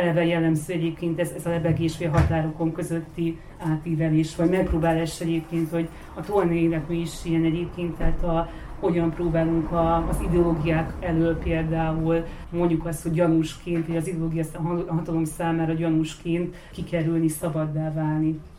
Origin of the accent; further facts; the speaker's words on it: Vojvodina, Serbia; vajdasági származású vagyok